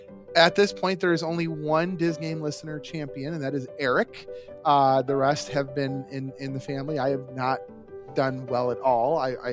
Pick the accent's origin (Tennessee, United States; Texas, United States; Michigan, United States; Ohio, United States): Michigan, United States; Detroit; We're all from Detroit